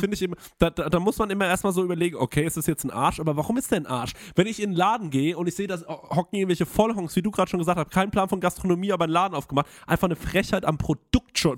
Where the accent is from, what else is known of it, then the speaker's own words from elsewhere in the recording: Germany; bei uns in Deutschland